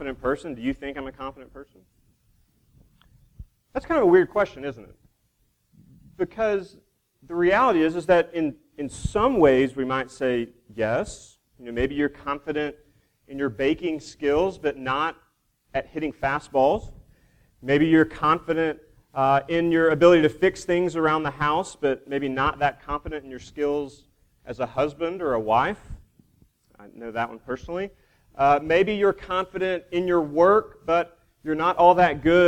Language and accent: English; Duncan, Oklahoma, United States; I grew up in Duncan, Oklahoma